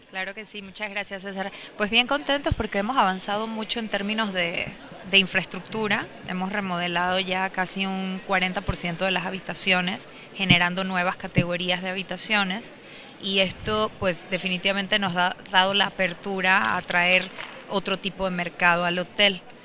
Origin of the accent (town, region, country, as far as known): Panama; moved away as an adult; now in Puerto Vallarta, Mexico